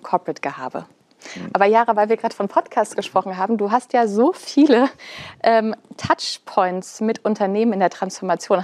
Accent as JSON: {"language": "German", "area": "Black Forest", "region": "Baden-Württemberg", "country": "Germany", "said": "wir kommen ja beide aus dem Schwarzwald"}